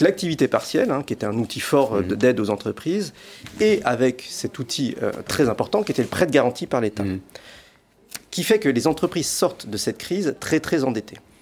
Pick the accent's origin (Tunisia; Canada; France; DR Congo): France; en tant que Français